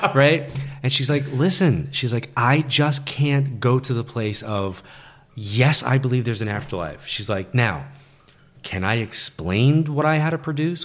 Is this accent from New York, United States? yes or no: yes; New York, United States; Being a New Yorker and being in L